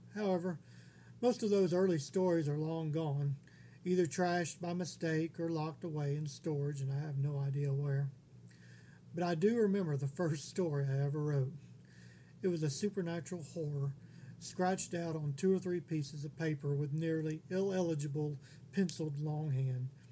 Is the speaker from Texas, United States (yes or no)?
yes; Texas, United States; also born or lived in Honolulu, Hawaii; I was born in 1972 in Honolulu, Hawaii. At the age of two, my grandfather retired from the Air Force and moved us all back to Texas, where I've lived here ever since